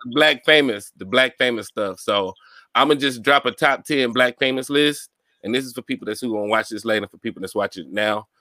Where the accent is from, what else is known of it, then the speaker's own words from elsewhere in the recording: Mobile, Alabama, United States; I grew up in Mobile